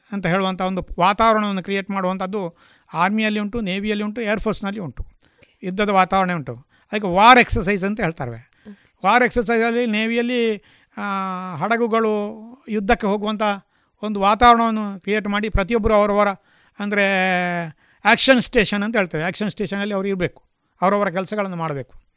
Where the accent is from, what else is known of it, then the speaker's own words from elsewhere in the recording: Puttur, Karnataka, India; also born or lived in Manila, Punacha village, Bantwal taluk; ನನ್ನ ಹುಟ್ಟಿದ ಸ್ಥಳ ಬಂಟ್ವಾಳ ತಾಲೂಕಿನ ಪುಣಚ ಗ್ರಾಮದ ಮಣಿಲ ಎಂಬಲ್ಲಿ ಬಾಲ್ಯ ಮತ್ತು ವಿದ್ಯಾಭ್ಯಾಸದ ಸ್ಥಳ ಪುತ್ತೂರು